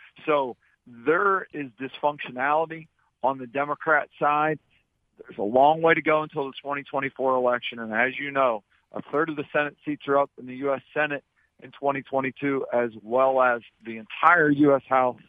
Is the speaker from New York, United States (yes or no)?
no; Pittsburgh, Pennsylvania, United States; now in Northeast Ohio, United States; living in Northeast Ohio. But I grew up in the Pittsburgh area